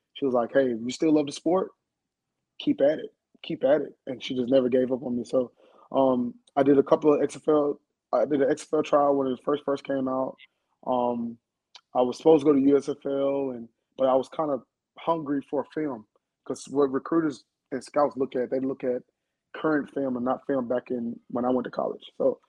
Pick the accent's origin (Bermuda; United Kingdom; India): Bermuda; also born or lived in Huntsville; now in United States; So I'm from the islands. I don't know if you know that or not. I'm from Bermuda.